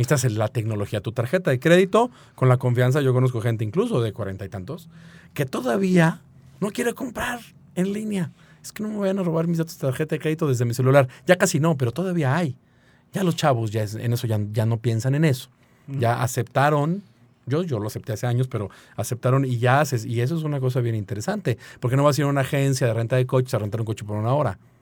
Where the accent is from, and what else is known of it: San Luis Potosí, Mexico